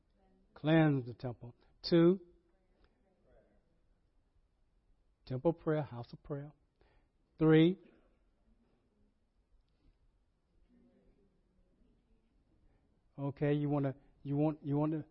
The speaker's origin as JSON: {"language": "English", "town": "Rocky Mount", "region": "North Carolina", "country": "United States", "tie": "born or raised there", "said": "when I was growing up in Ebenezer Baptist Church in Rocky Mountain, North Carolina."}